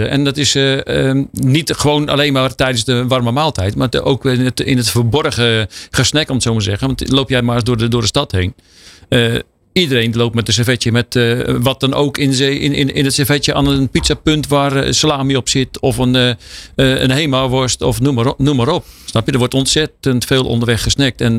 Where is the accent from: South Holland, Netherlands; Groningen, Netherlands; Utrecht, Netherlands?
Utrecht, Netherlands; ik kom uit Utrecht.